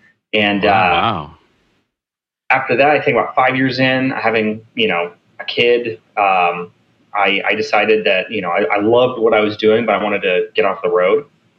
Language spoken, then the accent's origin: English; Los Angeles, California, United States; moved away as an adult; also born or lived in New York City; So I grew up in Los Angeles, California.